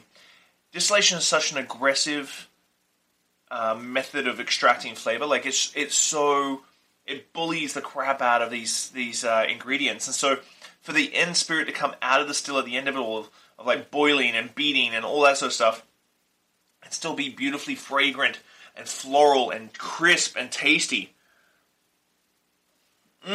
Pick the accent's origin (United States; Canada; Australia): Australia; accent: Australian; my Australian accent